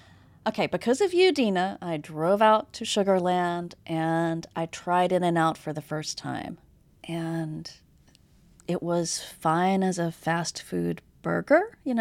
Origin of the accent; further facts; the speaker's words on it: Texas, United States; I'm a Texan.